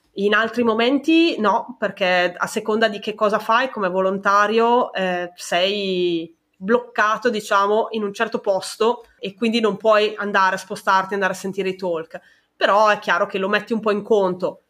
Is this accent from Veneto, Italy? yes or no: no; Brescia, Lombardy, Italy; nella mia città, io sono di Brescia